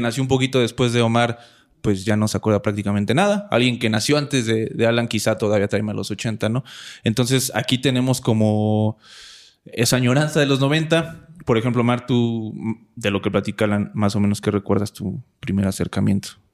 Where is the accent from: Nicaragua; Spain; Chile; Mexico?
Mexico; Coacalco, State of Mexico; yo soy de Cuacalco, de Cuacalco, ya ni sé decir bien el nombre de mi municipio. Yo vengo de allá, yo crecí allá